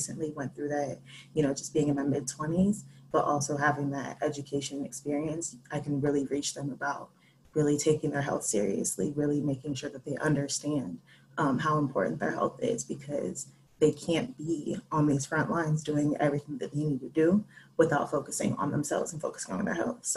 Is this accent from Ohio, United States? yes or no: yes; Cincinnati, Ohio, United States; also born or lived in Columbus, Ohio; I'm from Cincinnati. I met Tim in high school.